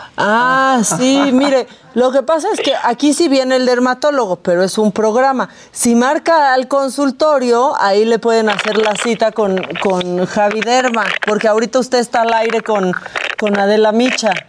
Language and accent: Spanish; Tijuana, Baja California, Mexico; nací en Tijuana